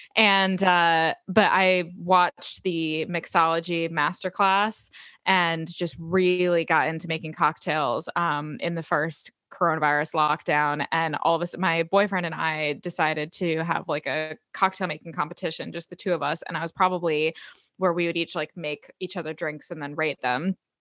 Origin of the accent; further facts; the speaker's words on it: United States; moved away as an adult; also born or lived in London, United Kingdom; now in United Kingdom; my experiences as an American living in the U K. Um, so I moved to the U K just about five years ago